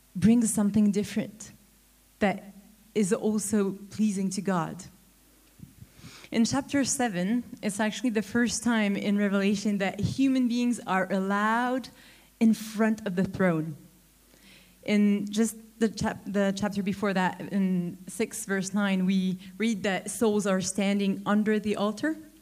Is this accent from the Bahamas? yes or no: no; Neuchâtel, Switzerland; moved away; my hometown, Neuchâtel.